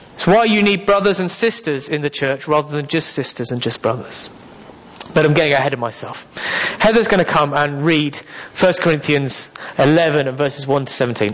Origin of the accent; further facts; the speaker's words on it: England, United Kingdom; I am very English.